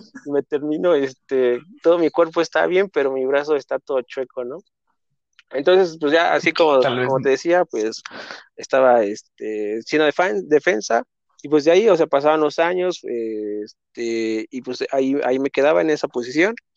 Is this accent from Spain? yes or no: no; Mexico City, Mexico; also born or lived in Coahuila; yo nací aquí en la Ciudad de México, ahí en, un viaducto a la altura como de insurgentes más o menos, entonces 100% chilango